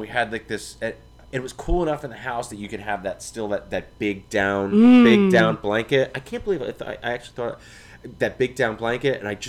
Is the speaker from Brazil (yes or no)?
no; New Jersey, United States; I'm from New Jersey and it doesn't really snow.